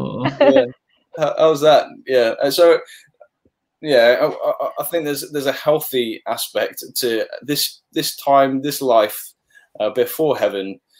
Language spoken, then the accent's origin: English; Papua New Guinea; moved away; growing up in Papua New Guinea.